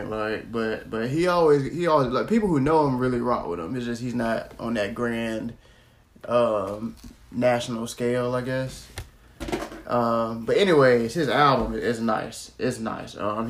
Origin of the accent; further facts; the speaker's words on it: Florida, United States; I'm from Florida.